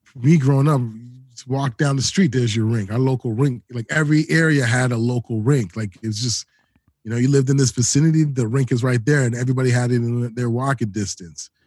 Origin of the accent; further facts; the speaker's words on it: Toronto, Ontario, Canada; also born or lived in Edmonton / Calgary; I'm from Toronto, born and raised, Toronto, Ontario, Canada